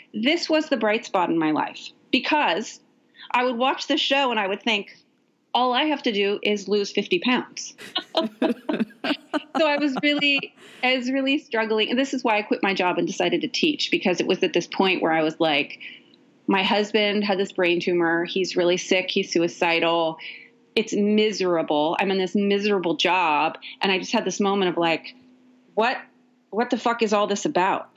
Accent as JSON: {"language": "English", "town": "Ukiah", "region": "California", "country": "United States", "tie": "born or raised there", "also_born_or_lived": "San Francisco, California", "moved": "yes", "lives_now": "Los Angeles, United States", "said": "I grew up in Ukiah. I grew up with the same people from kindergarten all the way to high school"}